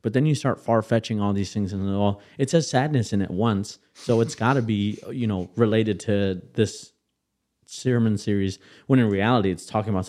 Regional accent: Kenosha, Wisconsin, United States; my mind runs back to the church I grew up in Kenosha, Wisconsin, right?

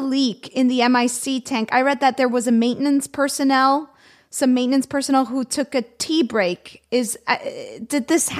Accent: Miami, Florida, United States; I'm from Miami and I grew up being taught about hurricane preparedness.

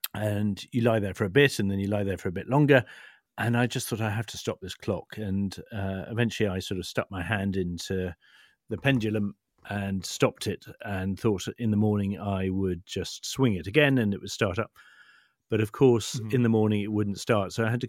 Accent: Chipping Norton, South East England, United Kingdom; Well, I grew up in the Cotswolds, just outside Chipping Norton. And back in those days, the Cotswolds was all about horses.

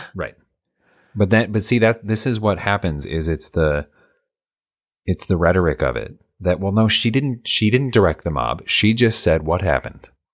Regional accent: United States; I'm American

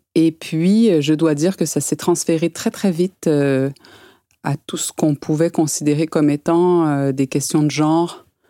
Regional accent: Quebec, Canada; also born or lived in Val-de-Marne, France / Paris, France; now in France; j'ai grandi au Canada, qui est un pays où la culture féministe, et particulièrement au Québec

